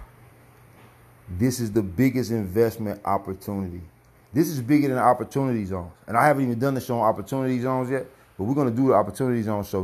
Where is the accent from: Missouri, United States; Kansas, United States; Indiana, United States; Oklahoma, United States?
Missouri, United States; St. Louis; also born or lived in Clayton, Missouri; I grew up on the north side of St. Louis